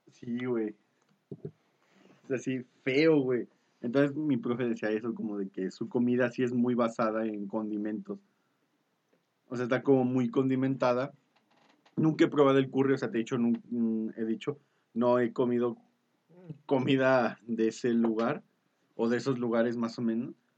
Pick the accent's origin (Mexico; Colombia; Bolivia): Mexico